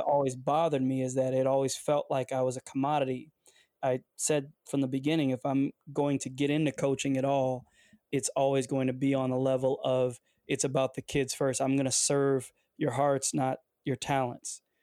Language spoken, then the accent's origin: English; Detroit, Michigan, United States; also born or lived in Windsor, Ontario, Canada; I'm from the Detroit area